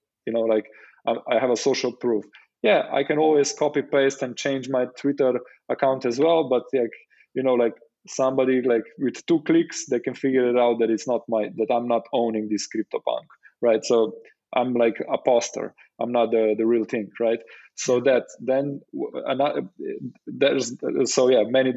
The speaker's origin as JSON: {"language": "English", "country": "Slovenia"}